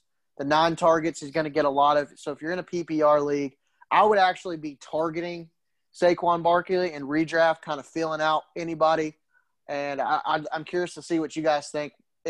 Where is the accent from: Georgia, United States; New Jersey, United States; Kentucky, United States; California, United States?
Kentucky, United States; I'm from Kentucky.